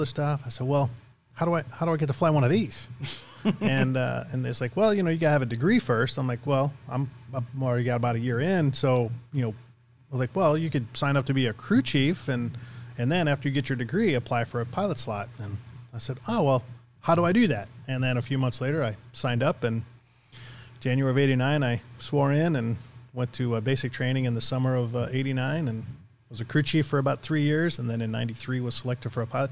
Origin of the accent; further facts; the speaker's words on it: Illinois, United States; I'm born and raised in Illinois, and I've always wanted to stay here